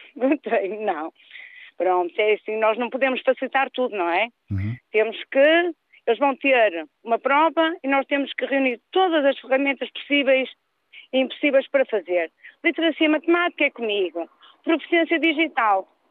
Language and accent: Portuguese; Norte, Portugal; moved away as an adult; now in Lisbon, Portugal; Eu também faço parte dos muitos mil pessoas que sou da Zona Norte, mas tive que migrar para Sul